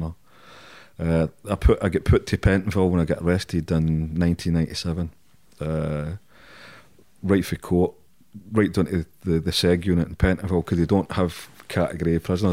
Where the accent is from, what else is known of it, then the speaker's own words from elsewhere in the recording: Glasgow, Scotland, United Kingdom; I'm Scottish, I'm Glaswegian